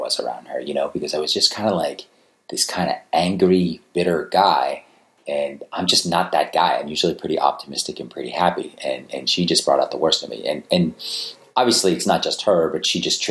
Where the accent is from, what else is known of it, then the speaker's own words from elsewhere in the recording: Attleboro, Massachusetts, United States; I grew up in Attleboro, Massachusetts.